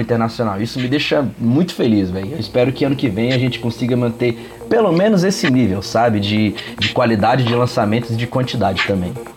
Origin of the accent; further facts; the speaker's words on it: Brazil; Eu, eu como brasileiro